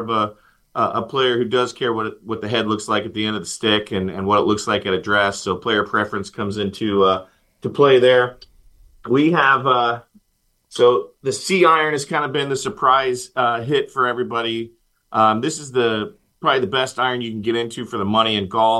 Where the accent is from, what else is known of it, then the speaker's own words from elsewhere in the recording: Indiana, United States; I'm from Indiana